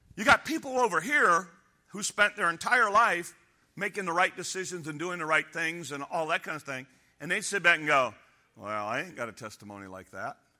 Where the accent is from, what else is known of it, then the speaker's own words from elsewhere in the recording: United States; I'm an American